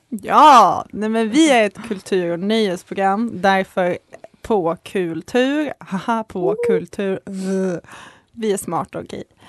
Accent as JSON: {"language": "Swedish", "region": "Skåne", "country": "Sweden", "accent": "Skåne dialect", "moved": "yes", "lives_now": "Uppsala, Sweden", "said": "jag är från Skåne, så jag har en ljuvlig dialekt alltså."}